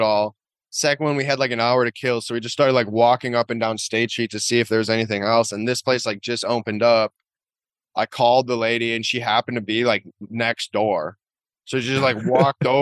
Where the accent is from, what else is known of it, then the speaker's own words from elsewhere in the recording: La Crosse, Wisconsin, United States; moved away as an adult; now in Madison, United States; I grew up in La Crosse